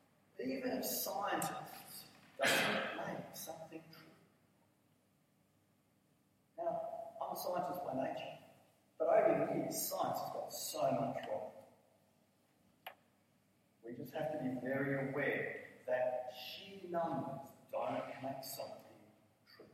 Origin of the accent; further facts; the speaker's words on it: Blacktown, New South Wales, Australia; I come from Blacktown